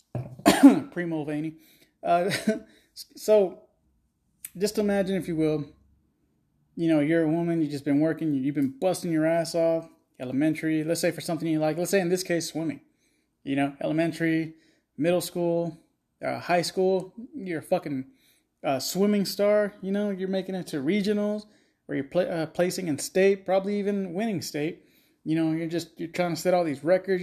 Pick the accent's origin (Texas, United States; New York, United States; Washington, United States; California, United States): Texas, United States; I'm from Texas